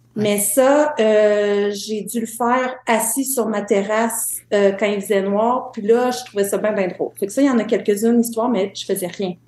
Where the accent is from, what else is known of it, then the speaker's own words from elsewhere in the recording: Témiscouata, Quebec, Canada; moved away; also born or lived in Montreal; je suis native de Témiscouata